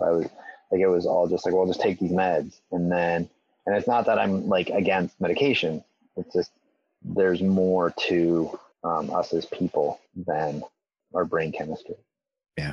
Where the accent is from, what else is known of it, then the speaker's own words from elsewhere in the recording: Elmira, Ontario, Canada; the church like where I grew up was in Elmira, which is just like 20 minutes kind of north of of Waterloo.